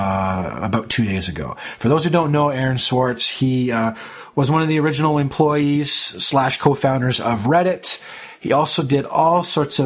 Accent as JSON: {"language": "English", "country": "Canada", "said": "as a Canadian"}